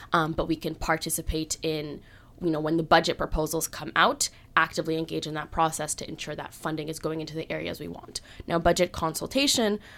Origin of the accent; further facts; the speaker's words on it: Halifax, Nova Scotia, Canada; was born and raised in Halifax